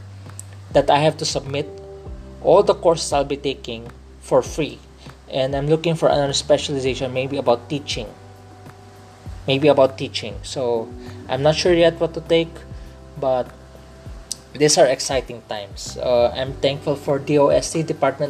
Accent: Philippines; I'm a Filipino. I speak in Tagalog. Well, because in this podcast, I speak in English. Pero tunay na Pilipino ako. I'm a real Filipino. So, growing up here, so my dad grew up here and I grew up here.

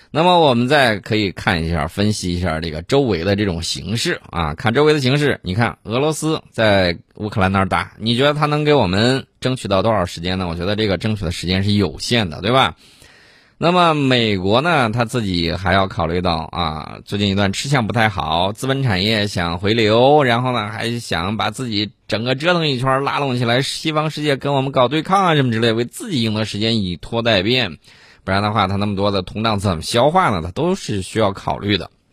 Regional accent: China; 作为中国人的一份子

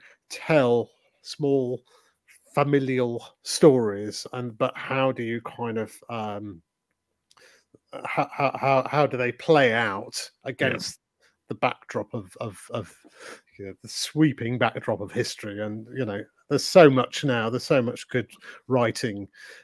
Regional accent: Leeds, Yorkshire and the Humber, United Kingdom; We grew up together in Leeds

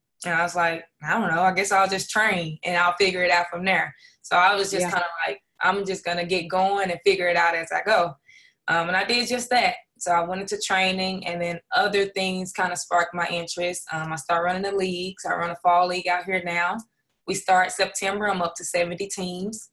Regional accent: Dallas, Texas, United States; I'm from Dallas, Texas. I went to the great Duncanville High School

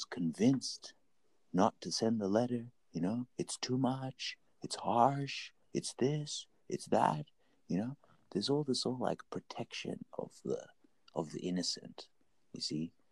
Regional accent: Zimbabwe; I'm from Zimbabwe

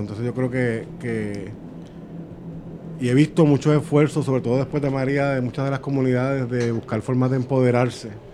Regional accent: Puerto Rico; las necesidades de nosotros como puertorriqueños

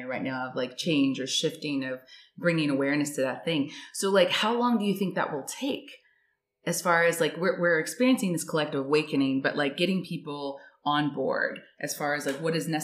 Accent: United States; As an American

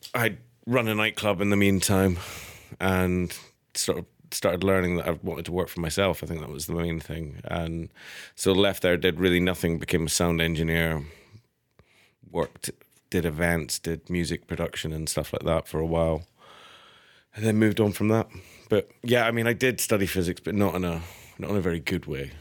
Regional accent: Edinburgh, Scotland, United Kingdom; moved away as an adult; also born or lived in Manchester; I grew up in Edinburgh

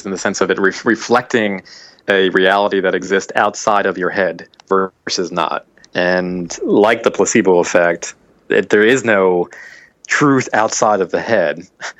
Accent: Virginia, United States; also born or lived in Ohio; I bounced around. Virginia as a kid, Ohio. No, I didn't go to Florida until I was in college.

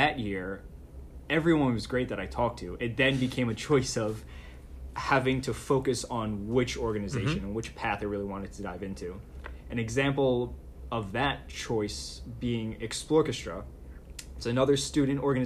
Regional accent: Levittown, New York, United States; the neighborhood I grew up in, Levittown, Long Island

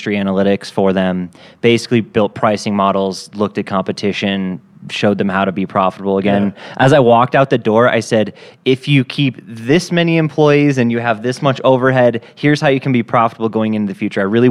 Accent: Fort Collins, Colorado, United States; moved away as an adult; also born or lived in Greeley, Colorado; now in Denver, United States; I was born and raised in Fort Collins, Colorado.

